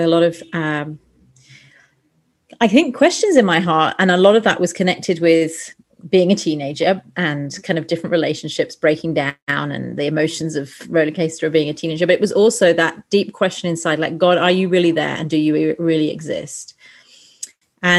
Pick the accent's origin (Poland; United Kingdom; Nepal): United Kingdom; England; moved away as an adult; also born or lived in Sheffield; now in Lima, Peru; I'm a Brit, so I grew up in England